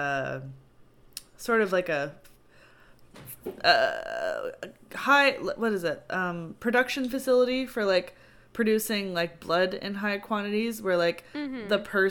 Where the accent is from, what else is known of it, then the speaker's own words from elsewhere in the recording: Canada; I'm Canadian!